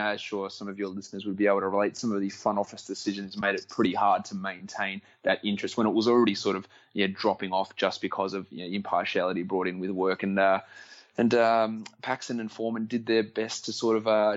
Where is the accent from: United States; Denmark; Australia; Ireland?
Australia; accent: Australian; my accent like slipping back and all my Australianism start coming out more in those conversations.